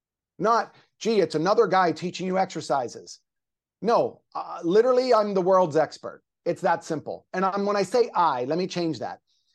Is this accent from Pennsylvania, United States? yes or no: yes; Pennsylvania, United States; Well, I am from Pennsylvania. So yeah, that might be 2-3 days a week, but I'm living in Southern California now.